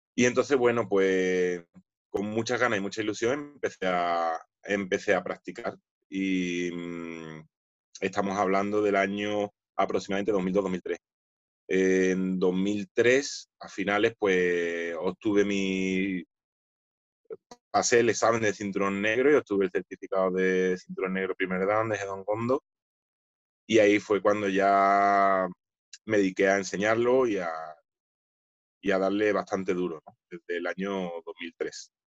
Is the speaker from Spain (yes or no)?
yes; Spain; also born or lived in Seville; somos los dos primeros españoles quintos danes eh, aquí, en mi país